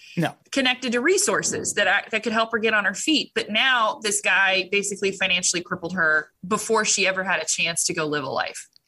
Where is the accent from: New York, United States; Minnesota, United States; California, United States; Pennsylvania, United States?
California, United States; Orange County; moved away; I came from Orange County, and I think three girls I graduated with as a graduation gift were given breast implants